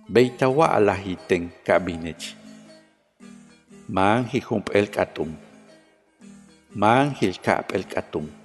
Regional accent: Peto, Yucatán, Mexico; first language Yucatec Maya; Spanish is a second language; soy originario de Peto, municipio que está en el sur de Yucatán. Mi lengua materna es la maya, que también es conocida como mayatán.

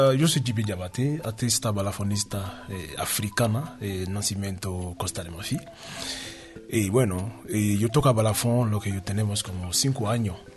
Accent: Dakar, Senegal; De Dakar.

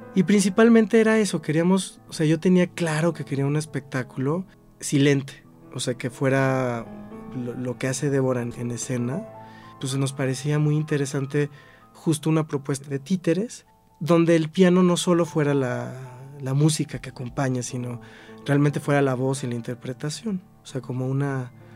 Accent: Cuernavaca, Morelos, Mexico; also born or lived in Xalapa, Veracruz; Soy originario de Jalapa, Veracruz, pero desde muy chiquito me fui a vivir a Cuernavaca y pues ahí es donde radico

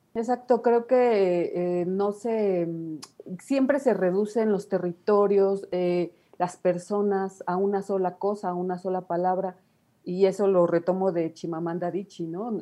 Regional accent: Nezahualcóyotl, State of Mexico, Mexico; yo nací en Ciudad Neza, toda mi vida he estado por acá.

